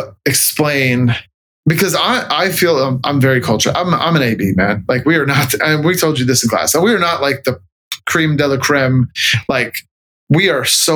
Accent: Los Angeles, California, United States; moved away as an adult; also born or lived in San Diego / Norfolk, Virginia; I'm from California. Mm-hmm. And I'm from Southern California, was born in LA, lived in San Diego for a long time

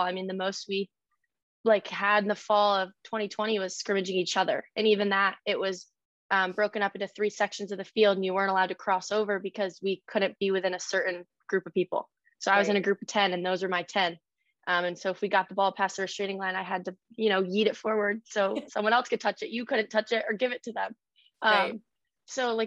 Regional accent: Saratoga Springs, New York, United States; I grew up in Saratoga Springs, New York.

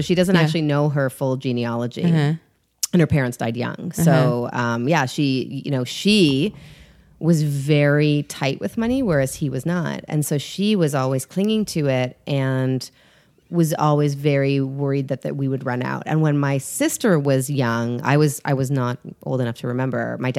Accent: Canada; I am Canadian.

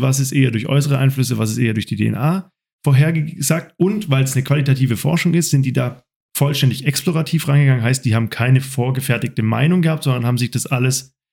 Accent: Germany; ich jetzt als, als Deutsche

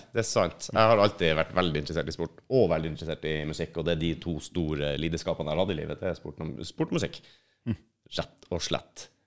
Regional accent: Oslo, Norway; jeg vokste opp i Oslo, da fra jeg var 17

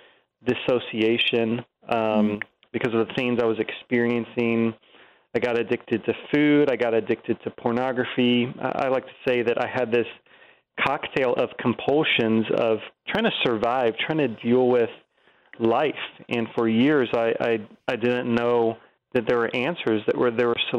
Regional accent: Virginia, United States; I grew up in Virginia and grew up going to church

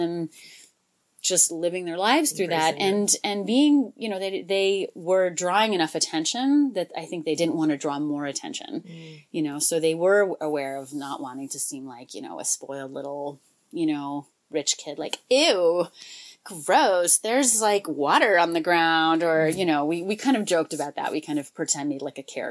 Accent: United States; we're from this country, but we have this other background too

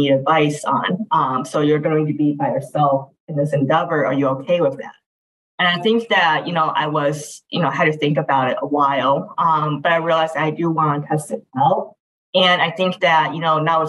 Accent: Midwest, United States; Yes, that Midwesterner. So stayed in Midwest all my life.

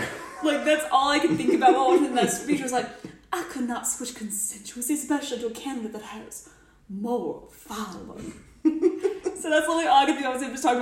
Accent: United Kingdom; I'm a Brit.

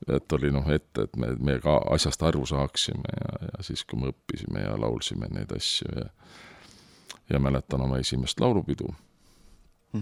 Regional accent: Tartu, Tartu County, Estonia; ma olen sündinud Tartus

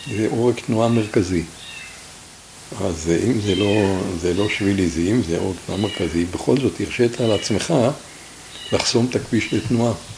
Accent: Tel Adashim, Northern District, Israel; אנחנו כמעט כל הכיתה, היינו כיתה של בנים מתל עדשים

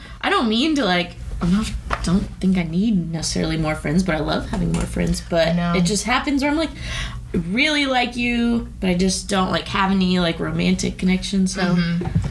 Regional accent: Dallas, Texas, United States; moved away as an adult; also born or lived in Austin; I grew up in Dallas and then went to UT.

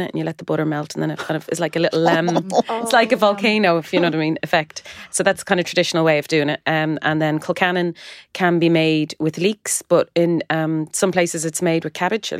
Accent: Ireland; now in London, United Kingdom; I am Irish.

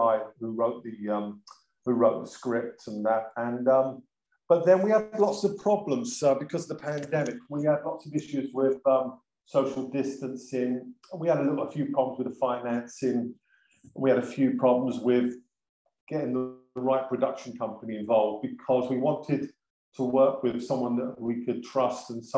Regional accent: London, United Kingdom; I'm from South London

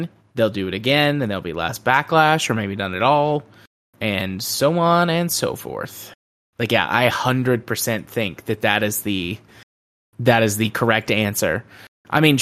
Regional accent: United States; As an American

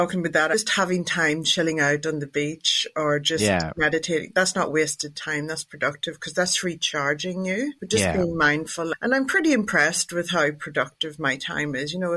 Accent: Ireland; I'm Irish

